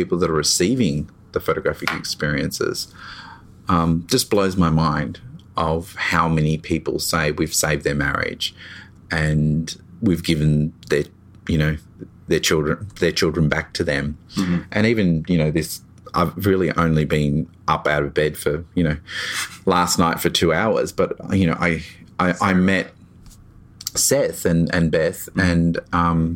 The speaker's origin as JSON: {"language": "English", "town": "Melbourne", "region": "Victoria", "country": "Australia", "said": "I'm from Melbourne."}